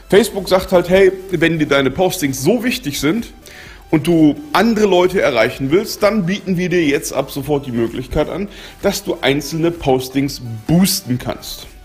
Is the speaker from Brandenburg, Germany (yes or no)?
no; Berlin, Germany; das juckt mich jetzt persönlich als Berliner herzlich wenig